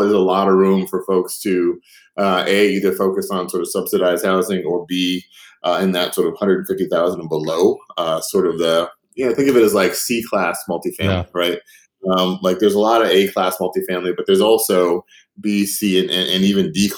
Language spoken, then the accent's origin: English; Chicago, Illinois, United States; I grew up on the South Side of Chicago.